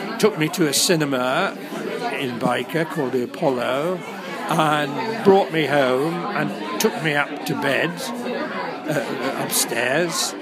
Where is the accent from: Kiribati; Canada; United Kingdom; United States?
United Kingdom; Newcastle upon Tyne, North East England; So they couldn't put my mother and father back where their heart and family was, which is as East End Newcastle